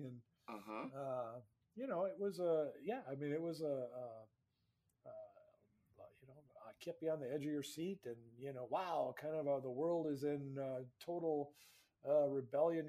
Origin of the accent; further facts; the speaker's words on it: Duluth, Minnesota, United States; a lifelong Minnesota journalist from Duluth who's traveled the world and knows my home state is more than snow